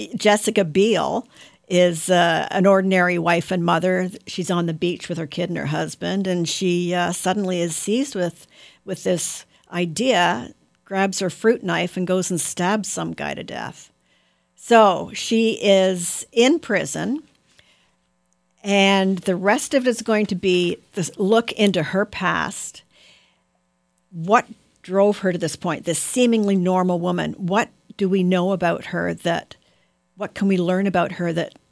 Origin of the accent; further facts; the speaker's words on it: Ottawa, Ontario, Canada; my hometown Ottawa